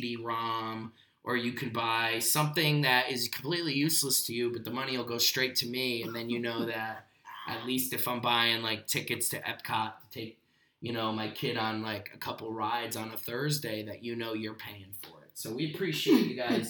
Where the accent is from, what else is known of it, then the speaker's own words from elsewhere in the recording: East Haven, Connecticut, United States; I grew up in East Haven